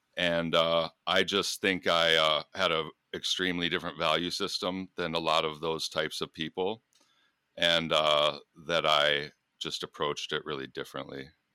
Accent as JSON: {"language": "English", "country": "United States", "also_born_or_lived": "Michigan / Minnesota", "moved": "yes", "lives_now": "Iowa, United States", "said": "I'm from Michigan, Minnesota"}